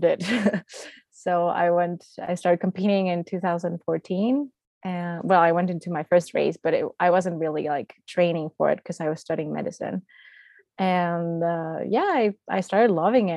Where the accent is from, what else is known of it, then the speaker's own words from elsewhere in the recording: Mexico; my hometown, which is also in the mountains